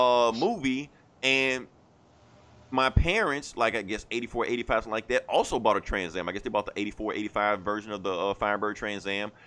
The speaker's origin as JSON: {"language": "English", "town": "Atlanta", "region": "Georgia", "country": "United States", "said": "I claim Atlanta because, like I said, technically I'm from Atlanta."}